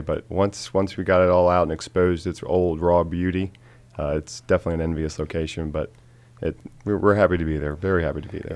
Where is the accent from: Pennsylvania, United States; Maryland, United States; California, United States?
Maryland, United States; Frederick; I grew up in Frederick my whole life.